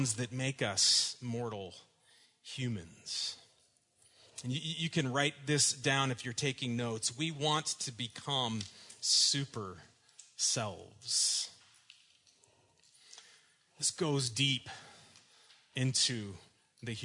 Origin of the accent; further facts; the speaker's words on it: Dallas, Texas, United States; when I was growing up in Dallas in the 1980s